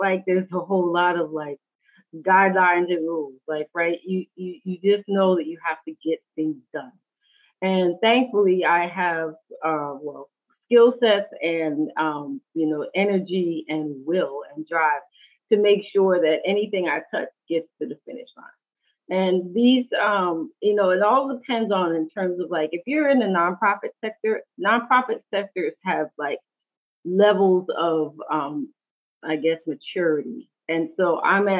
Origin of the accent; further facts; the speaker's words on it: New York City, New York, United States; moved away; also born or lived in California; I'm born and raised in New York City